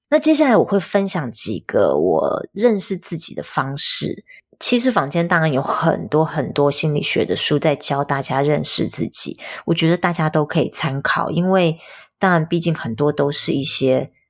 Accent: rural Tainan, Taiwan; 在国小之前我是在台南的乡下长大的，台南的乡下

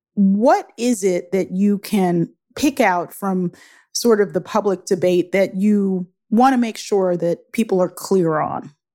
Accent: Baltimore, Maryland, United States; Where I grew up in Baltimore

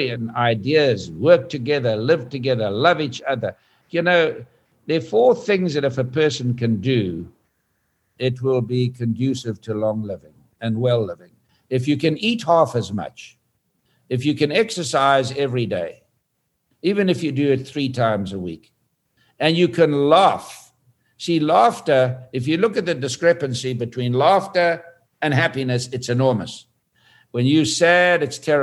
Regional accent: South Africa; I was from South Africa

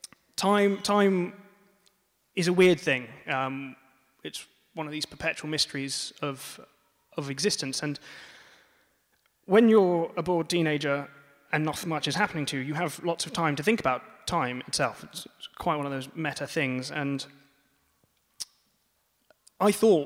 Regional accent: France; moved away; also born or lived in Bath, United Kingdom; as you can tell from my accent, I grew up in France.

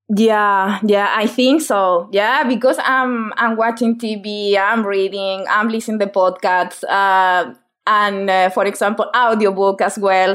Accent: Chile; English is a second language; now in United Kingdom; I'm from Chile.

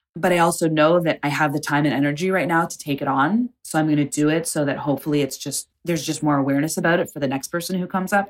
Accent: Canada; moved away; also born or lived in Tulsa, Oklahoma; growing up in Canada within the Indigenous community

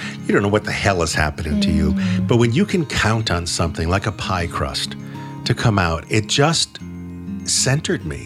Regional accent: New England, United States; I'm from New England

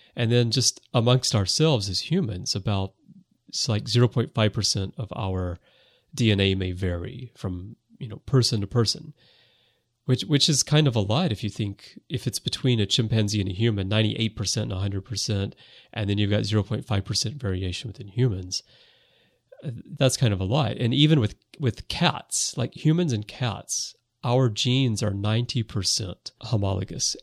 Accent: United States; now in Japan; I am American. I was born in the U S and I grew up there

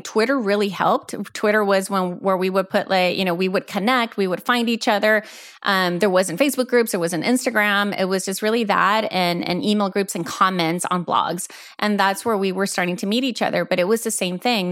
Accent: El Salvador; moved away as an adult; also born or lived in Houston, Texas, United States / Florida, United States; moved us back to El Salvador, where it was, where really I grew up, where I had my formative years. But my formative years were only there. They were also in Houston. I grew up between both countries

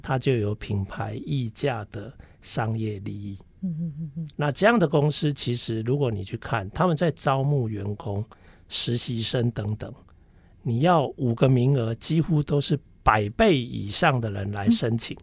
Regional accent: Taiwan; 我的家庭背景就是，呃，因为台湾人在，呃，五六年级时，呃，的那个年，年代，其实台湾人 的家庭非常崇尚自己的小孩去当医生

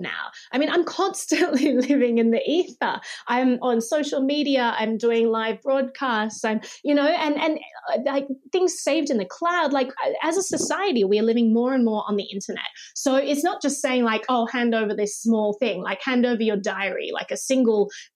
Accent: Australia

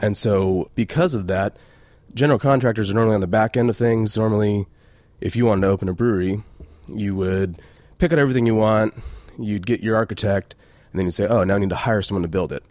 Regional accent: Reno, Nevada, United States; moved away as an adult; also born or lived in Temecula, California; So I grew up in Reno, Nevada, and just coming from small town, little Reno

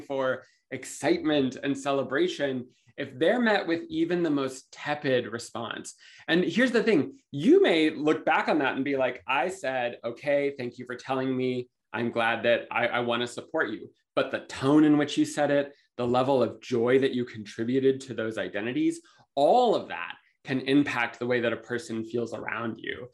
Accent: Los Angeles, California, United States; I'm from California, Los Angeles area

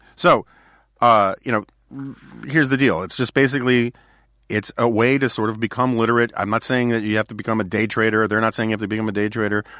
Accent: New York City, New York, United States; as a New Yorker

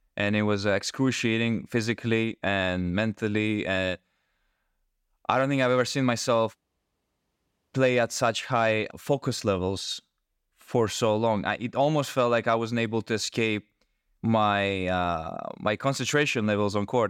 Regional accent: Greece; I am from Greece.

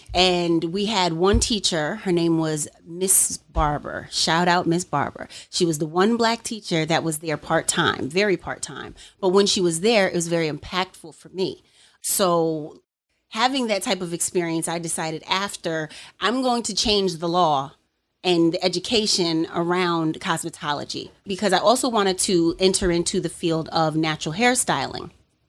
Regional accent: Albany, New York, United States; I am from the capital of New York State, Albany, and I grew up in a predominantly white area.

